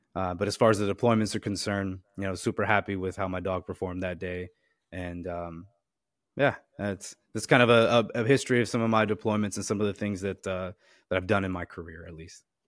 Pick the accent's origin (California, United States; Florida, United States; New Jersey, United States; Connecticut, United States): New Jersey, United States; Wharton; I'm originally from New Jersey, uh, a small little town called Wharton, New Jersey